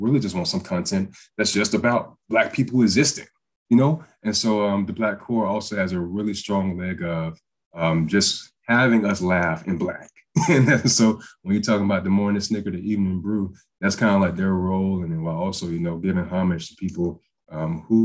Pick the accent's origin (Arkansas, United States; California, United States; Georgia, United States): Georgia, United States; Waynesboro; moved away as an adult; also born or lived in Valdosta, Georgia; I'm from Waynesboro, Georgia, very, very, very small town